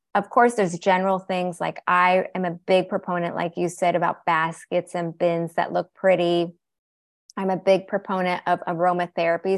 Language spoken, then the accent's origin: English; Seattle, Washington, United States; I was born here, born and raised in Seattle, Washington